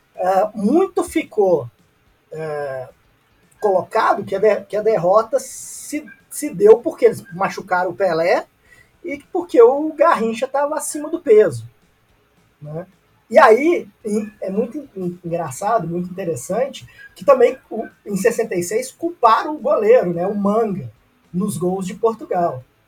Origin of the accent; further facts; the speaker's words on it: Brazil; enquanto brasileiros